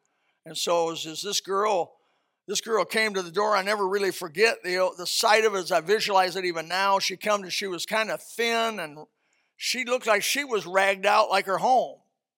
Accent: Indiana, United States; I came from Indiana, trailer trash.

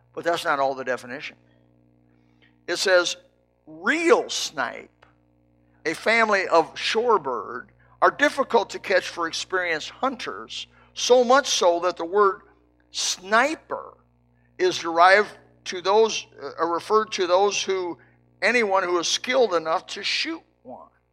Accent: Indiana, United States; I was raised in Indiana

